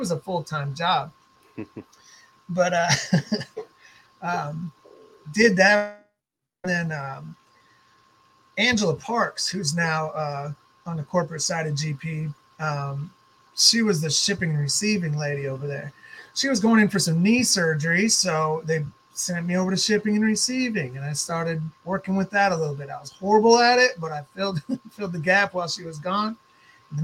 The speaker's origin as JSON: {"language": "English", "town": "Fargo", "region": "North Dakota", "country": "United States", "moved": "as an adult", "lives_now": "Portland, United States", "said": "I moved from Fargo, North Dakota out west to Portland, Oregon, right after 9/11."}